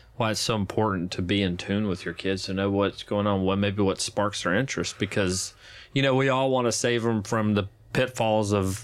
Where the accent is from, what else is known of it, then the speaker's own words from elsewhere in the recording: Arkansas, United States; moved away; I am from Arkansas